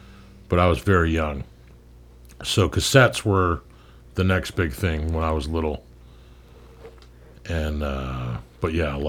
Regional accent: Long Beach, California, United States; I was born and raised in Long Beach, California, which is a semi-large beachside community that's fairly close to where we are now.

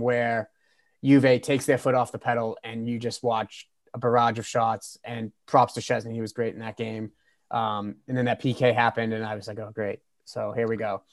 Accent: United States; as an American fan

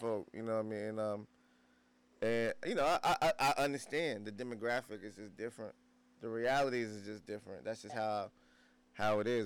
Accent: New Jersey, United States; moved away; I'm so from Jersey

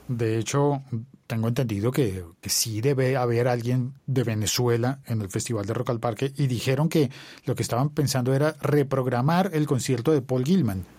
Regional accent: Bogotá, Colombia

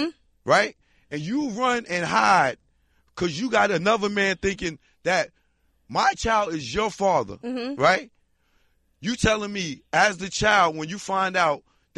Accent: New York, United States; I'm from New York

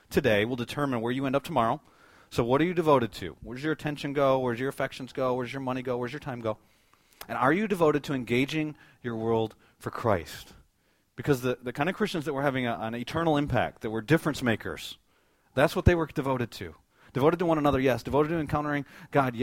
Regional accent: United States; as American believers

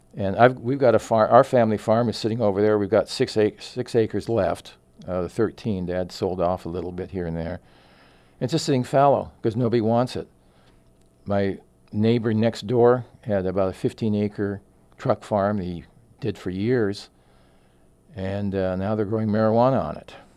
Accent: Phoenix, Arizona, United States; also born or lived in Southern Oregon / Jacksonville; those are my roots, even though I grew up in Phoenix

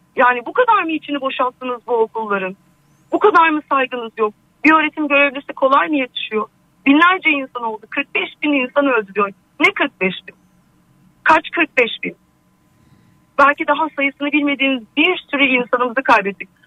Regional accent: Adana, Turkey; also born or lived in Hatay; now in Istanbul, Turkey; Aslen ah, Adanalıyım.

